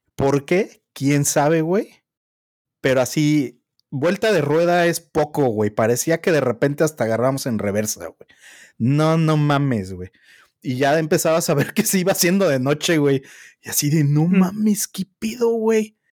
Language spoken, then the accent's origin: Spanish; Mexico City, Mexico; yo soy chilango, güey, y me tocó construcción de segundo piso, moverme del norte del DF al sur del DF